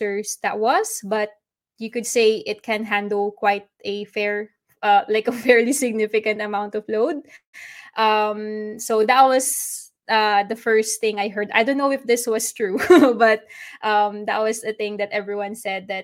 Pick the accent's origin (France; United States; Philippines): Philippines; I'm from the Philippines, so adobo is our national dish